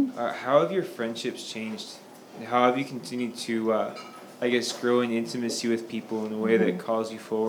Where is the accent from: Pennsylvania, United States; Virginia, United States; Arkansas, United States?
Virginia, United States; Northern; now in Kansas City, United States; I'm from Virginia, originally Northern Virginia, and like, you know, a small, medium-sized town, there's not a lot of young Catholics like my age